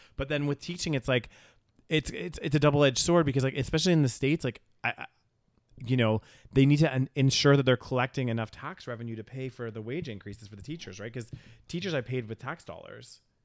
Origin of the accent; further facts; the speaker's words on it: Canada; they knew I was from Canada